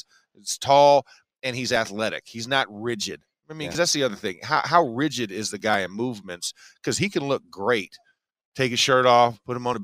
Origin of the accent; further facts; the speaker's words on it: Orlando, Florida, United States; I'm from Orlando in the 90s in the heyday.